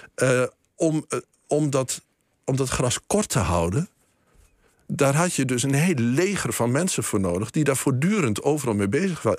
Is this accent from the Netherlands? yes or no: yes; Boekelo, Overijssel, Netherlands; ik ben, eh, opgegroeid in Boekelo, dichtbij een bos